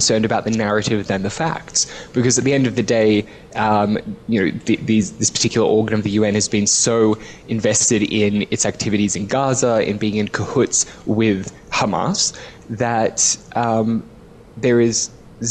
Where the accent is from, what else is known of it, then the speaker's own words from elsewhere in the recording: Australia; my home country of Australia